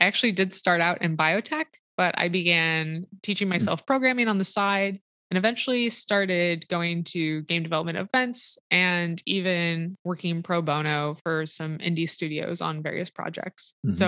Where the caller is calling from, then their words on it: Seattle, Washington, United States; I'm calling in from Seattle, Washington.